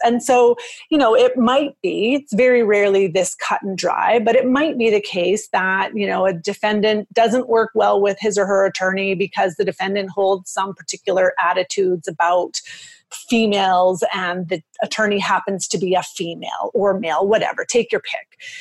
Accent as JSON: {"language": "English", "country": "Canada", "also_born_or_lived": "Edmonton, Alberta", "said": "I'm from Canada."}